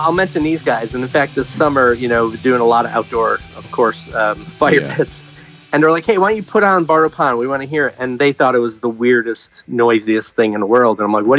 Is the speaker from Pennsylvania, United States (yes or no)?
yes; Scranton, Pennsylvania, United States; moved away as an adult; now in Rochester, United States; growing up in Scranton.